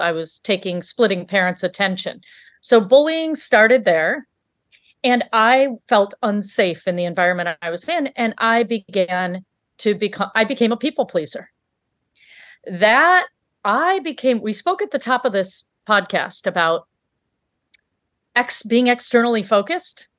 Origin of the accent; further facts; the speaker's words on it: Michigan, United States; also born or lived in Africa; we grew up in Michigan